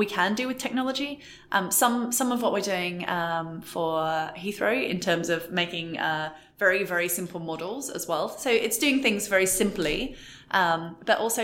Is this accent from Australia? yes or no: yes; Australia; moved away; I'm Australian, so I do some trips to Australia to see family